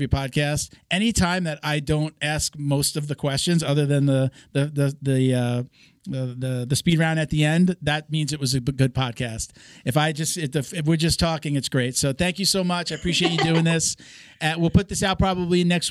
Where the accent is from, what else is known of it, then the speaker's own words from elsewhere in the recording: New York, United States; moved away; I'm from New York originally